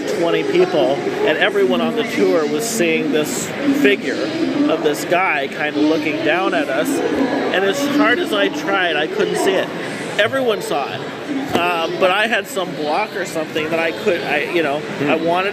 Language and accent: English; Oregon City, Oregon, United States; I'm from Oregon City, which was essentially the first territorial capital